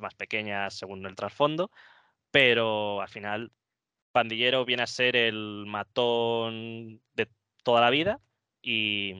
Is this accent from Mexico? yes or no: no; Móstoles, Community of Madrid, Spain; yo soy de Móstoles, en, Madrid